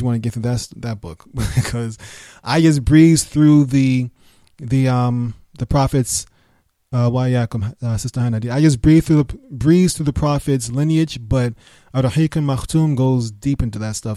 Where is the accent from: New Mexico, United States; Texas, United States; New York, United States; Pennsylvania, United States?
New York, United States; New York City; moved away; also born or lived in Birmingham; I was raised in New York